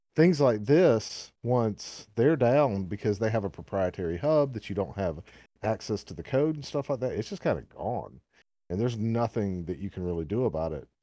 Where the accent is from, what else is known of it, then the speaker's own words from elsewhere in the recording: the South, United States; accent: southern; my southern accent